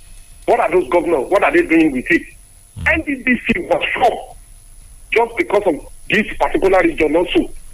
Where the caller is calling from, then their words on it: Abuja, Federal Capital Territory, Nigeria; I'm calling you from Abuja.